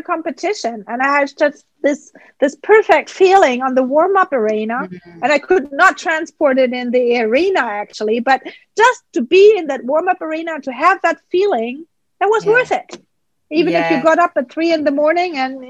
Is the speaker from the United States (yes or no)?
no; Germany; English is a second language; And that was growing up in Germany.